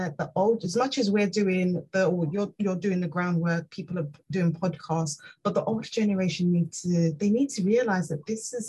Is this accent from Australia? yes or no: no; Nigeria; I'm originally from Nigeria, and child marriage is prevalent there